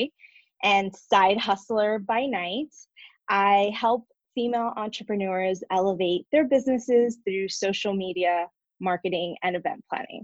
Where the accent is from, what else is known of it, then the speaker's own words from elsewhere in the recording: New Jersey, United States; moved away as an adult; now in San Diego, United States; I am originally from New Jersey